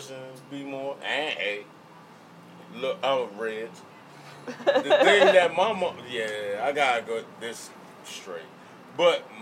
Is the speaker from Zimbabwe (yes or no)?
no; Jamaica; I'm Jamaican